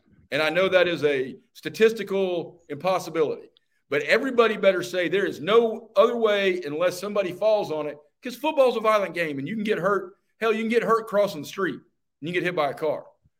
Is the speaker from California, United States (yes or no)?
no; outside of Atlanta, Georgia, United States; I grew up outside of Atlanta.